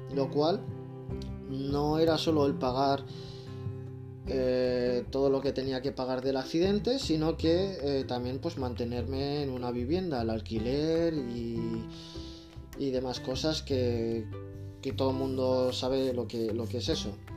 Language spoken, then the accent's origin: Spanish; Zaragoza, Aragon, Spain; moved away as an adult; also born or lived in Barcelona; llegué dificultosamente a Zaragoza de nuevo, a mi ciudad natal.